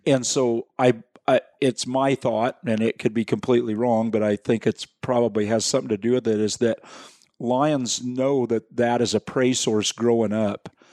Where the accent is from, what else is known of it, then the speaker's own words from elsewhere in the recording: Willamette Valley, Oregon, United States; now in Central Oregon, United States; I actually was born and raised in the Willamette Valley West of here, but I've lived here in this part of the world since I was nineteen.